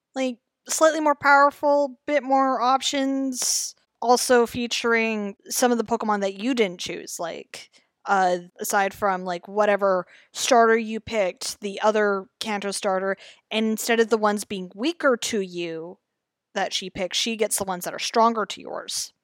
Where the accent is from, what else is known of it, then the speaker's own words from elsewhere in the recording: Canada; I'm Canadian, I say Zed